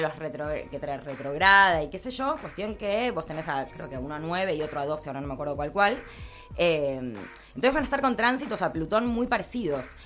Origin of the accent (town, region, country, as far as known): Argentina